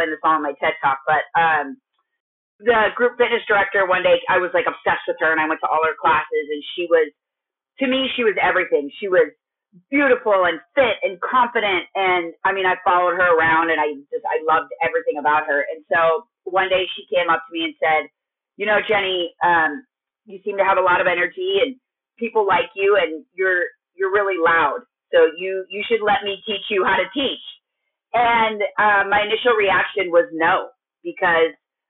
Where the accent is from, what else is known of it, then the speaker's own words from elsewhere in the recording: Minnesota, United States; moved away as an adult; also born or lived in California; I'm from Minnesota and then moved to California and started going to school